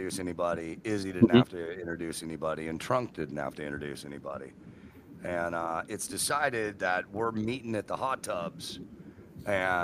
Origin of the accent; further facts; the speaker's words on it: San Francisco, California, United States; grew up on San Francisco radio.